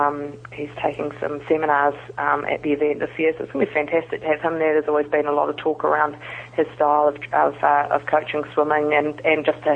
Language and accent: English; New Zealand; and I'm actually from New Zealand.